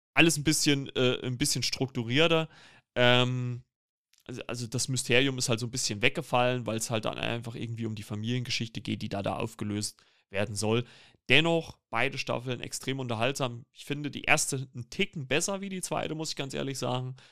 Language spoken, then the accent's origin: German; Germany; als Deutsche